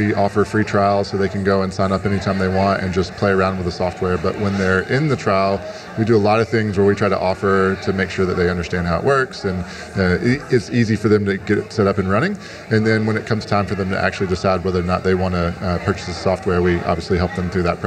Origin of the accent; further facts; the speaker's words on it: Winston-Salem, North Carolina, United States; now in Atlanta, United States; That's where I grew up in Winston-Salem